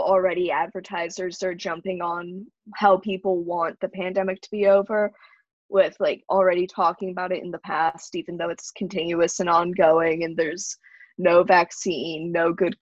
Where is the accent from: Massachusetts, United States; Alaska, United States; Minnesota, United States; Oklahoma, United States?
Massachusetts, United States; Salem; I'm from Salem, Massachusetts